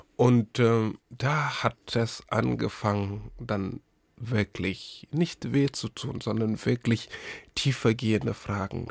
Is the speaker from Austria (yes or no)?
no; Senegal; German is a second language; moved away as an adult; now in Berlin, Germany; Geboren bin ich im Senegal und aufgewachsen. Ich habe in Senegal gelebt bis 2002.